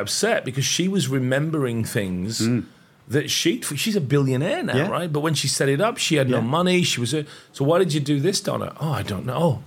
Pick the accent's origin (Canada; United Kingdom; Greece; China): United Kingdom; now in Australia; I'm British. I carry a British passport. I happen to live in Australia, but I'm very proudly British.